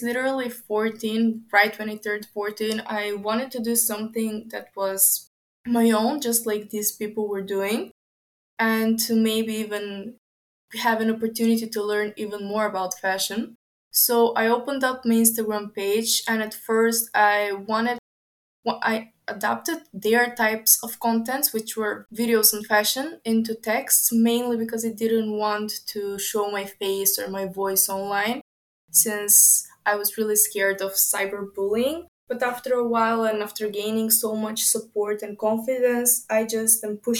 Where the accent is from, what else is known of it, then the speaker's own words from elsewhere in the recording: Skopje, North Macedonia; I come from Skopje. It is in North Macedonia